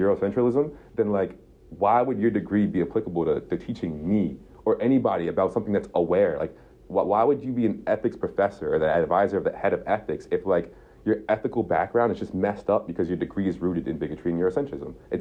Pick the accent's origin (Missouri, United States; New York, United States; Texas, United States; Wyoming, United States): New York, United States; Albany; I'm from Albany